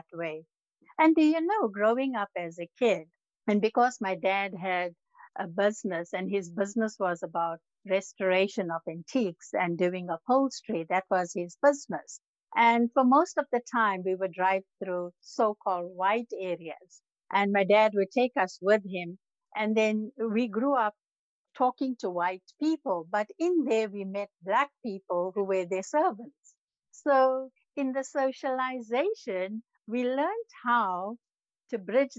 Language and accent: English; South Africa; Growing up in South Africa